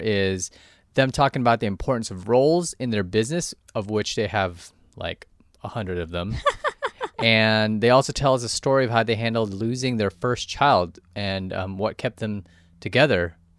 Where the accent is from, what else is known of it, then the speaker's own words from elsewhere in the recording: Yorba Linda, California, United States; now in Charleston, United States; I grew up in Yorba Linda, Placentia area.